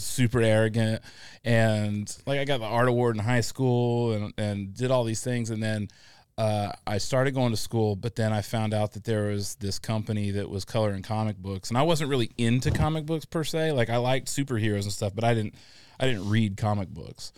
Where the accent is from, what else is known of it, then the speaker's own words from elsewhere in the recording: Illinois, United States; also born or lived in Atlanta; now in Augusta, United States; I grew up in the Midwest in Illinois, uh, not the Chicago part of Illinois